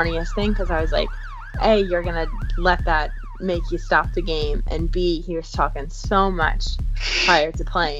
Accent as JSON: {"language": "English", "town": "Charlotte", "region": "North Carolina", "country": "United States", "said": "I'm from Charlotte, North Carolina. I've lived there for about 15 years, so I definitely call that place my home."}